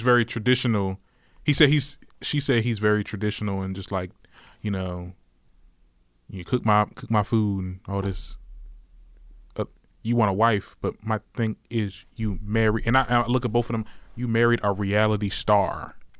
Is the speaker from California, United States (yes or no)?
no; Trenton, New Jersey, United States; I'm from Trenton, New Jersey.